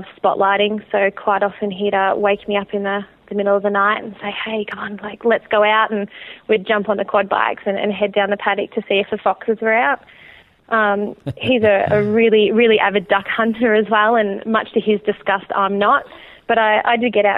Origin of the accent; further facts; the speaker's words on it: Geelong, Victoria, Australia; I'm from Geelong, Victoria, which is kind of about an hour south of Melbourne